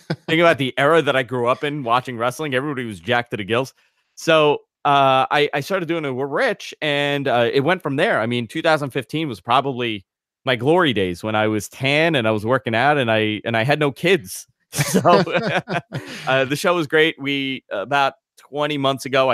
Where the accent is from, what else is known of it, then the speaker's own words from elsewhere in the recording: New York City, New York, United States; growing up in the New York market